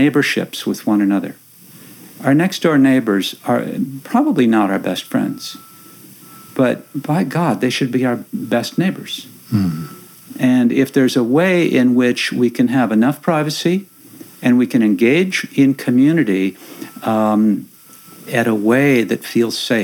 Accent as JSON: {"language": "English", "region": "Minnesota", "country": "United States", "tie": "born or raised there", "moved": "yes", "lives_now": "Langley, United States", "said": "the place where I grew up in Minnesota, a little small town about the same distance out from the center, where my family had lived for 100 years"}